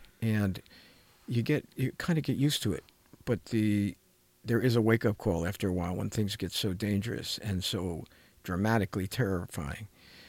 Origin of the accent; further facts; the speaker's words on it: New Jersey, United States; moved away; When I came from New Jersey to California, I looked at the world of therapists and whatever